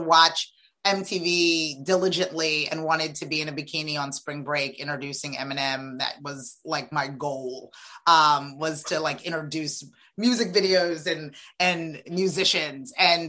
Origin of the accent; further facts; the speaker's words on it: Freetown, Western Area, Sierra Leone; born there; I am an immigrant. I was born in Sierra Leone, West Africa, Freetown. Absolutely wonderful, aggressively magical West African family.